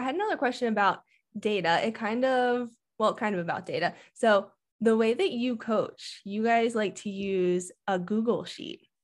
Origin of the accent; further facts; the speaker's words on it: Maryland, United States; now in Colorado, United States; I'm from Maryland too, so I grew up in the humidity and training out there